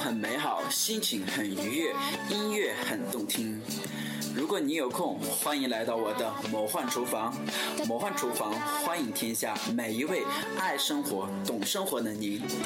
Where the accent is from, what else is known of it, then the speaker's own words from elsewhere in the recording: China; 我们中国人